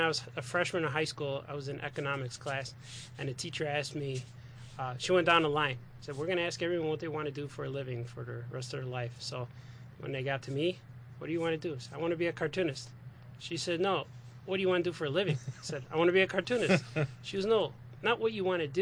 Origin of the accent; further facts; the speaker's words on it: Chicago, Illinois, United States; I was born in Chicago. Southside Chicago